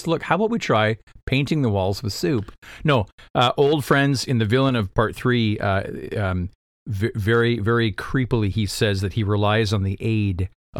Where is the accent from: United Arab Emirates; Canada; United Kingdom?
Canada; We're Canadian. Last time I checked, we have two official languages.